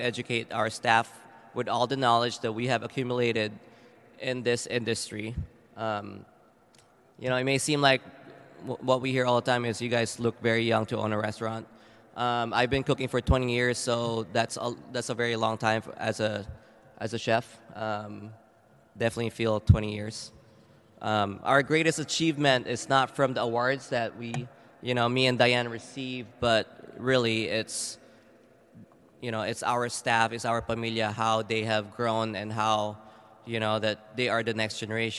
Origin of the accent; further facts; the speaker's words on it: Philippines; We constantly visit the Philippines back home. You know, we try to understand. We grew up in the Philippines.